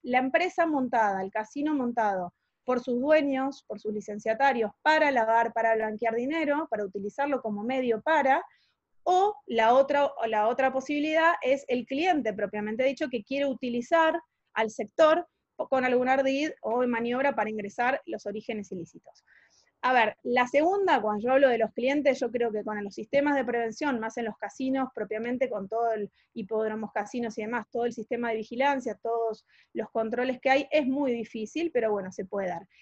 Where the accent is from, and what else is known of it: Argentina